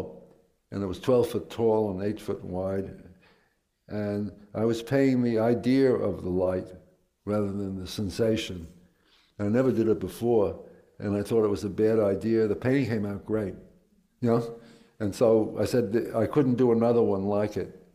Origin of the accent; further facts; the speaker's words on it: New York City, New York, United States; I grew up in Queens